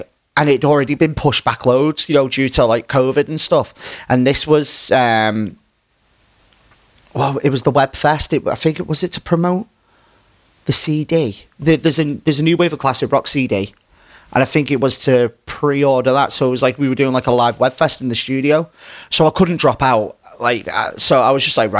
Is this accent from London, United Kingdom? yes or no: no; Runcorn, North West England, United Kingdom; my hometown. So like in Runcorn